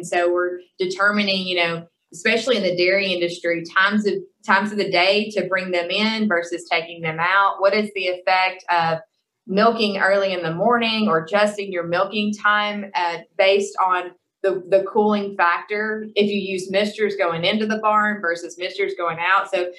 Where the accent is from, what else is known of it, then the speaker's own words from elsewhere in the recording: Kentucky, United States; You know, again, I came from Kentucky. We had the loamy soils, but they had their own challenges.